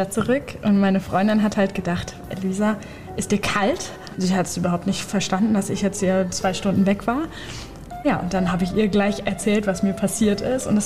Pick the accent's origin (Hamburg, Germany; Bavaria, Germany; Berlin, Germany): Hamburg, Germany; Und wir kommen jetzt zum Beispiel aus Hamburg.